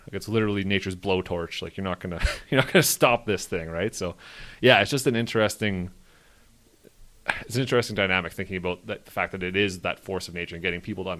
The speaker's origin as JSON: {"language": "English", "town": "Slave Lake", "region": "Alberta", "country": "Canada", "tie": "born or raised there", "said": "I was in Slave Lake. I grew up in Slave Lake. So I have family members who lost houses and stuff in that."}